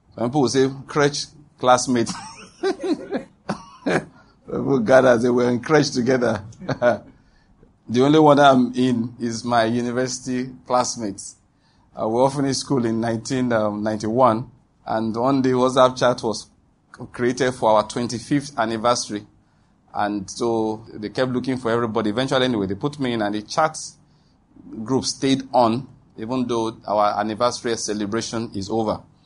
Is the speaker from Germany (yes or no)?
no; Nigeria; That is being a Nigerian